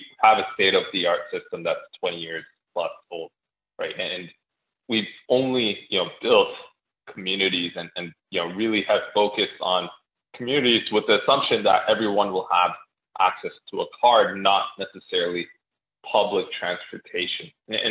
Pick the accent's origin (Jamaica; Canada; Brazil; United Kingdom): Canada; as a Canadian